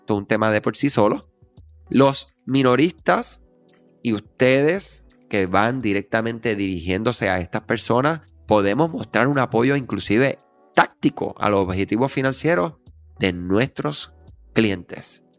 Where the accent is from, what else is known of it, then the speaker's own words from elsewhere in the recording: Puerto Rico; somos Este, de Puerto Rico, la nación americana